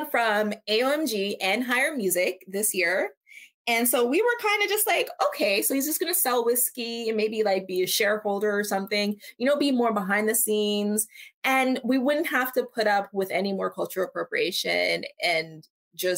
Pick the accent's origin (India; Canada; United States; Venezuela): Canada; I'm from Canada.